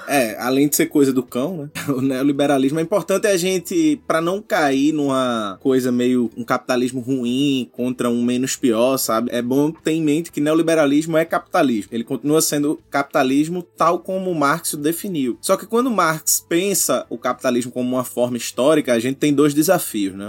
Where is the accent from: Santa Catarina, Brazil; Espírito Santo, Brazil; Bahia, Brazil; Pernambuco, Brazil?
Pernambuco, Brazil; Recife; eu sou de Recife, Pernambuco